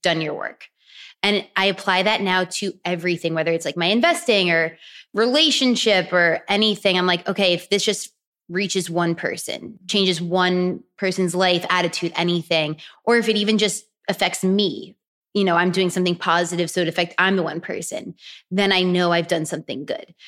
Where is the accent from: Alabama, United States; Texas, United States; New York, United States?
New York, United States; also born or lived in Florida; now in Los Angeles, United States; I grew up in New York